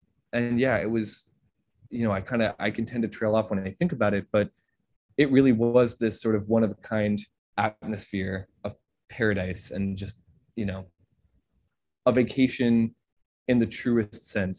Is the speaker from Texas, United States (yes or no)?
no; upstate New York, United States; When I grew up, I lived next to my grandparents upstate